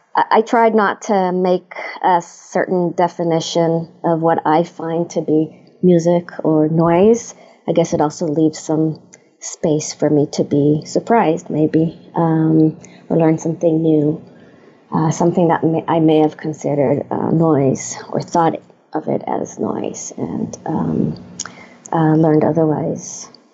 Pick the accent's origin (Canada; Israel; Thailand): Israel; moved away as an adult; also born or lived in Germany / Stanford area, California; now in United States; I was born in Israel, uh, born and raised in Israel.